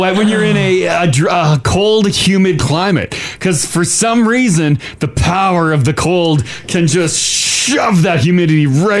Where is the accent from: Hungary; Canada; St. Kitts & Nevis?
Canada; Ontario; now in Alberta, Canada; I'm from Ontario.